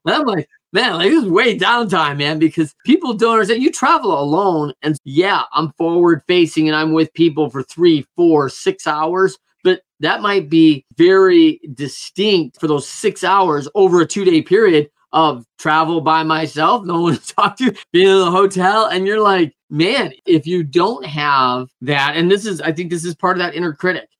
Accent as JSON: {"language": "English", "region": "Michigan", "country": "United States", "tie": "born or raised there", "said": "a Michigan kid"}